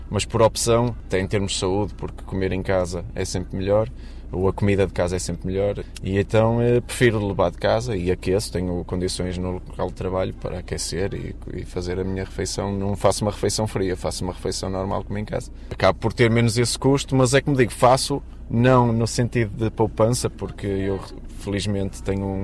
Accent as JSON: {"language": "Portuguese", "town": "Matosinhos", "region": "Porto District", "country": "Portugal", "said": "tenho 36 anos, sou de Matosinhos"}